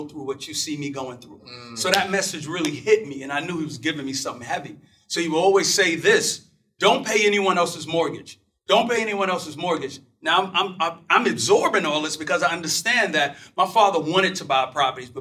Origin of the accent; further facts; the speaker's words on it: New York City, New York, United States; I'm from Brooklyn, New York. And I was a kid, and my dad would always go out to get these construction jobs